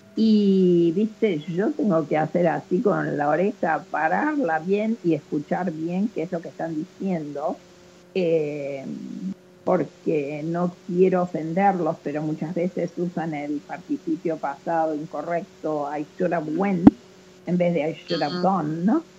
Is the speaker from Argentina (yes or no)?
yes; Argentina; accent: Argentine; moved away as an adult; now in Memphis, United States; y nosotras somos argentinas, y yo sigo, a pesar de, de estar en Estados Unidos hace 54 años, eh, lógicamente igual hablo como argentina